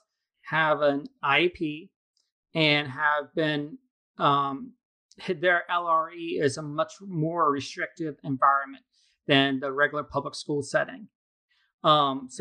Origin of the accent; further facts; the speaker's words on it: Altoona, Pennsylvania, United States; moved away as an adult; now in Virginia Beach, United States; I'm originally from Pennsylvania near Altoona, which is near Penn State University. But I moved down here right after college